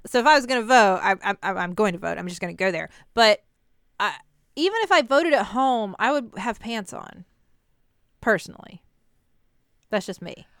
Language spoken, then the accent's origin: English; United States; I'm an American